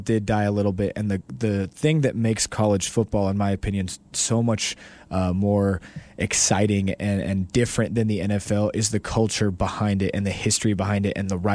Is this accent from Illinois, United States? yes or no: no; Long Beach, California, United States; now in El Paso, United States; Growing up in California and on the West Coast